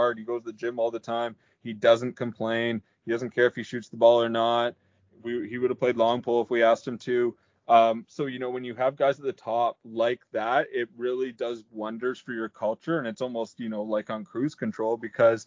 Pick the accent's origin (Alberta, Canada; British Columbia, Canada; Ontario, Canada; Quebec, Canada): Ontario, Canada; Peterborough; born or raised there